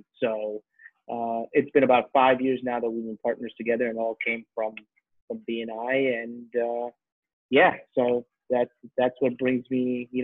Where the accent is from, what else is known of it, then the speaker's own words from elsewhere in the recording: New Jersey, United States; also born or lived in Hoboken, New Jersey / South Brunswick, New Jersey / New York City; So I'm originally born, raised in New Jersey. I was born in Hoboken, New Jersey. We lived in lots of areas of northern New Jersey when I was a kid, North Bergen, Weehawken, Union City. Eventually, my parents, you know, my family moved down to the suburbs